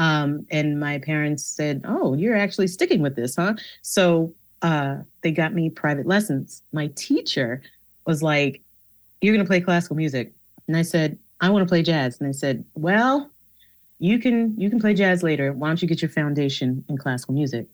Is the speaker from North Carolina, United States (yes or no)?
no; New York, United States; I grew up in New York.